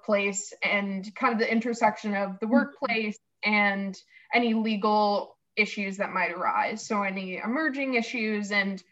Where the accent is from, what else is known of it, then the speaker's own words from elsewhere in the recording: Rhode Island, United States; I grew up in Rhode Island